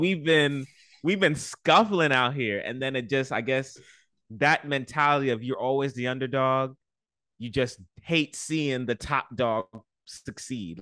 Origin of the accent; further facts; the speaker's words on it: New York City, New York, United States; I'm from the Bronx. I love everything about the Bronx.